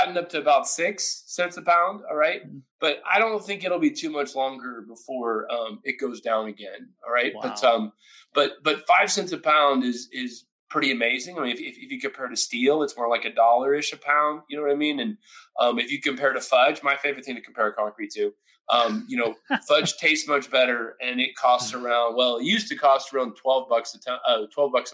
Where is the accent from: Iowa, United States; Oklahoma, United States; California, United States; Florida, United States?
Oklahoma, United States; I grew up in Oklahoma